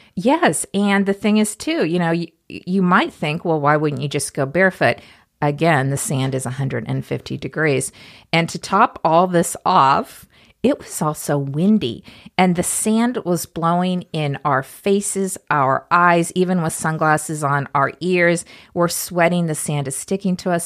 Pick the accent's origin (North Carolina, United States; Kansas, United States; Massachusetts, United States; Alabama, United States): Kansas, United States; Topeka; growing up in Topeka, Kansas